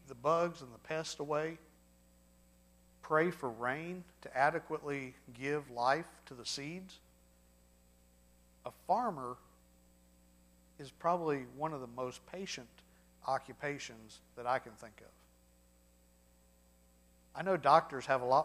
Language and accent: English; Charleston, United States; also born or lived in Florence, Alabama (summers); Growing up in North Alabama in the summers, going to my grandparents' house up in Florence, we'd spend 4 to 6 weeks a summer up there. It was the only time I got to really work on the farm. We didn't have that in Charleston